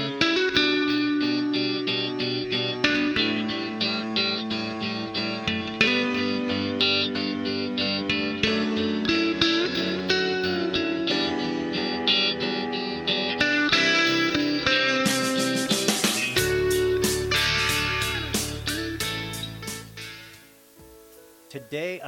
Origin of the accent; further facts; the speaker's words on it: United States; we are American